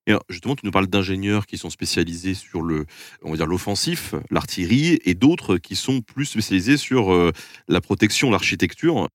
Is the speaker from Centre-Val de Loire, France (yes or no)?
yes; Touraine, Centre-Val de Loire, France; je suis de Touraine